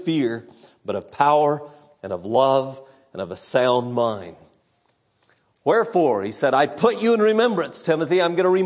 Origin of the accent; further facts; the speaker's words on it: California, United States; When I was a boy growing up in California